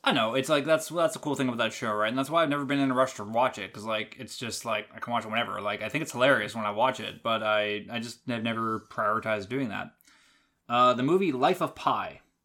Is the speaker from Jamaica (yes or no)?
no; Canada; I've lived in Canada my entire life